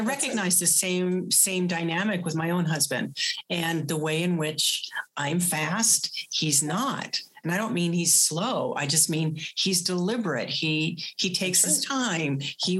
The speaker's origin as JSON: {"language": "English", "region": "East Coast", "country": "United States", "tie": "born or raised there", "said": "Good thing I grew up on the East Coast."}